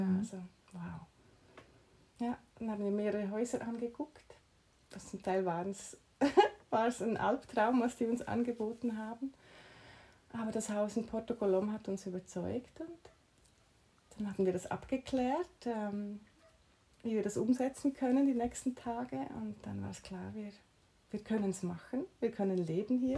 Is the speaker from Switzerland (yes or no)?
yes; Switzerland; moved away as an adult; now in Mallorca, Spain; dass ich in der Schweiz groß geworden bin und meine Ausbildung gemacht habe